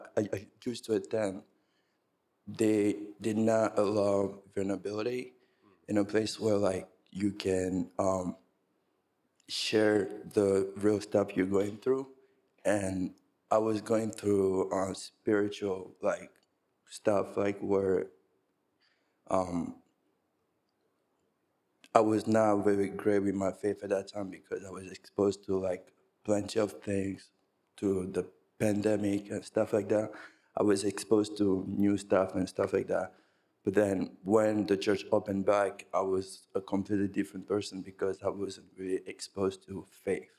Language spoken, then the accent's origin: English; New York City, New York, United States; I'm from Brooklyn